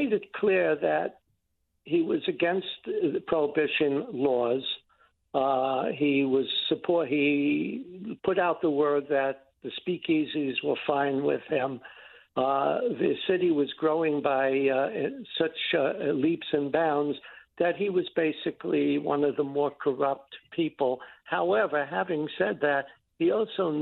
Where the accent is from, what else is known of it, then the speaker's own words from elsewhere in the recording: New York City, New York, United States; the building I grew up in the Bronx on the Grand Concourse